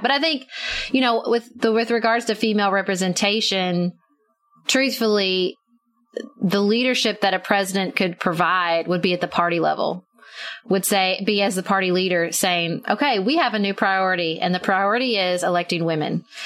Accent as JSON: {"language": "English", "country": "United States", "tie": "born or raised there", "said": "I'm an American"}